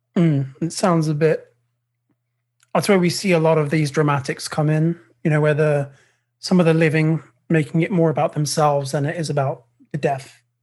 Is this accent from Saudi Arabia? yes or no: no; United Kingdom; I'm British